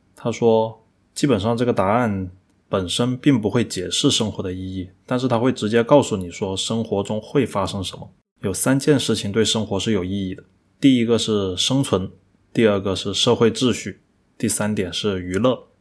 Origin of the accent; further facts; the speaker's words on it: China; 那个时候以我们中国人的消费来说的话